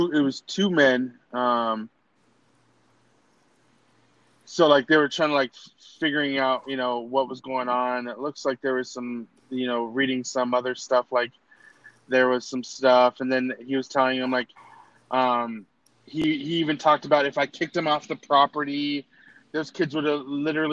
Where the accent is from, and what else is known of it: United States